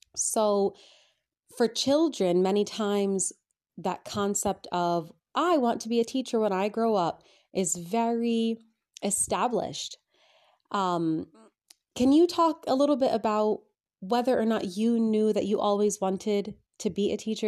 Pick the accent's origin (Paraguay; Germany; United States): United States; moved away as an adult; now in England, United Kingdom; growing up in America